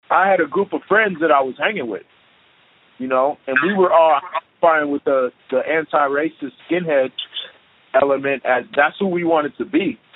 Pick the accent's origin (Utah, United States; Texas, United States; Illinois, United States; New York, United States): Illinois, United States; Chicago; now in Portland, United States; growing up in Chicago.